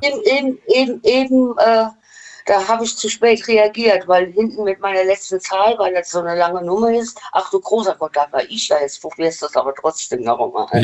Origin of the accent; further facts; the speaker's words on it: Westerwald, Rhineland-Palatinate, Germany; Aus dem Westerwald